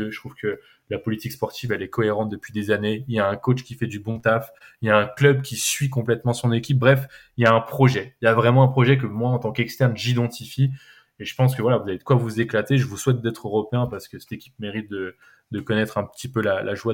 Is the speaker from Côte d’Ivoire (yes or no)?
no; Lyon, Auvergne-Rhône-Alpes, France; c'est peut-être plus facile en tant que Lyonnais de le dire